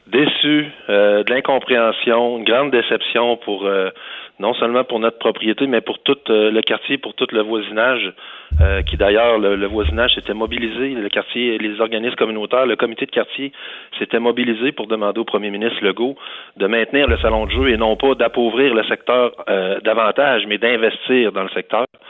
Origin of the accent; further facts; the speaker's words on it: Quebec City, Quebec, Canada; Je suis originaire de Beauport. Mes parents y habitent encore